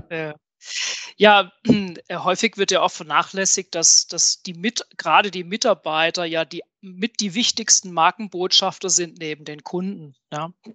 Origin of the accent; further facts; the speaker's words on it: southwest Germany, Germany; ich komme hier aus dem Südwesten von Deutschland, ähm, bin dort zu Hause, wo der gute Wein wächst